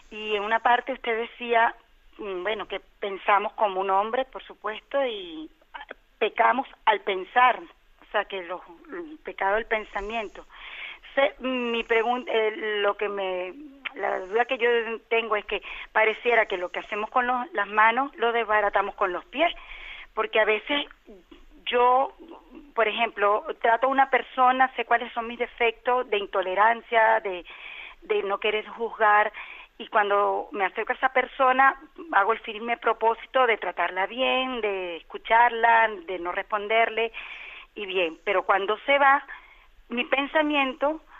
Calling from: Canary Islands, Spain; de Gran Canaria.

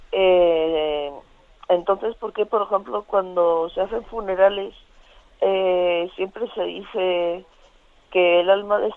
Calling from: Valladolid, Castile and León, Spain; de Valladolid.

